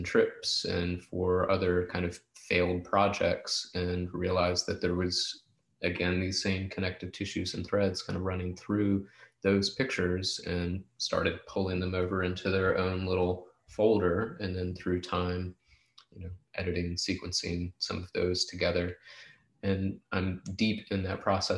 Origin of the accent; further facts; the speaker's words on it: Hampton Roads, Virginia, United States; childhood photographs that I made growing up in the Hampton Roads area